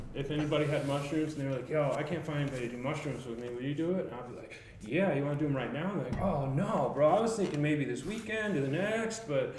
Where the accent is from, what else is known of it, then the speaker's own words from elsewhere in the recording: Albuquerque, New Mexico, United States; Growing up in Albuquerque